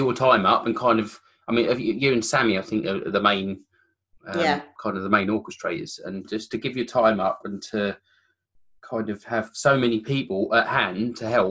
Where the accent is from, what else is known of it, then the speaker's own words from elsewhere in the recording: Kent, South East England, United Kingdom; moved away; I'm from Kent originally